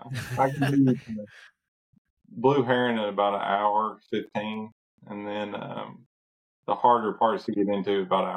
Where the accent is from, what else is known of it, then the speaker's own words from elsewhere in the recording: Kentucky, United States; Central Kentucky.